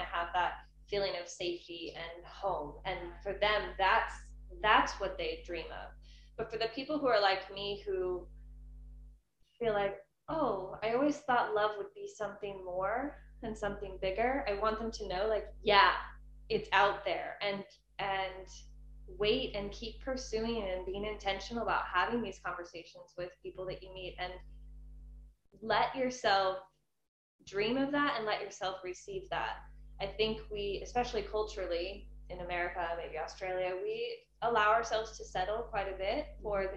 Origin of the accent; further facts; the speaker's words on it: California, United States; moved away as an adult; also born or lived in Hong Kong / Valencia, Spain; now in Spain; We moved back to California and I grew up in California basically.